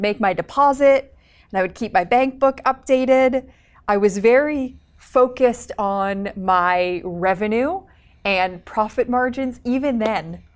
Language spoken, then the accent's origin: English; Canada; now in Los Angeles, United States; I am a Canadian entrepreneur now living in Los Angeles